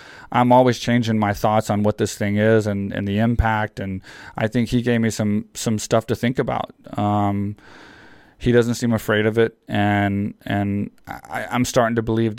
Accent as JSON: {"language": "English", "region": "Texas", "country": "United States", "tie": "born or raised there", "said": "I grew up in Texas where on your like 9th birthday, you get like a 22"}